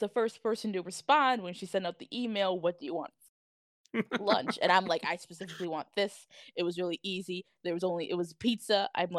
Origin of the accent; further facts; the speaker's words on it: Flint, Michigan, United States; also born or lived in Grand Blanc, Michigan / Davison, Michigan; I was born in Grand Blanc. I grew up in Flint. I lived in Flint for a good chunk